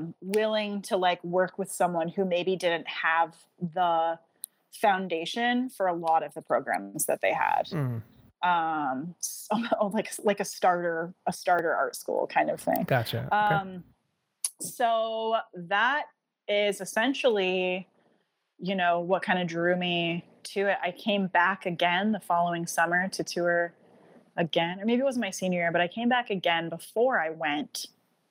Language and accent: English; Vermont, United States; moved away as an adult; also born or lived in Chicago; I am from Vermont